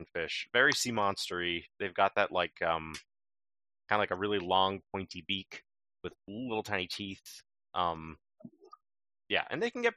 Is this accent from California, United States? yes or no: no; New York side of Lake Champlain, United States; moved away as an adult; now in Vermont, United States; I grew up on the New York side of Lake Champlain, and now I live on the Vermont side of Lake Champlain, up in the north